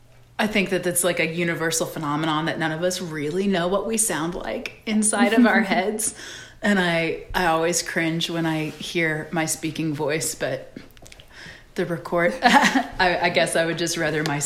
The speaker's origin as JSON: {"language": "English", "region": "the South", "country": "United States", "tie": "born or raised there", "said": "certainly growing up in the South, that's just like a foundational bedrock belief of mine."}